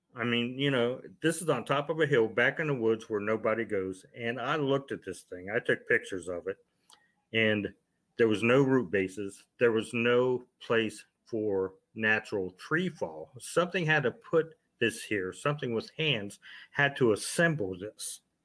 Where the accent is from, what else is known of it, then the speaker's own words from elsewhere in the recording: Ohio, United States; I'm originally from Ohio